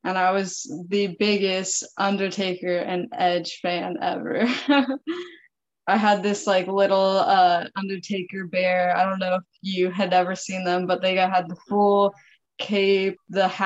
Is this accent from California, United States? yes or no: yes; Northern California, United States; moved away as an adult; I'm actually from California, NorCal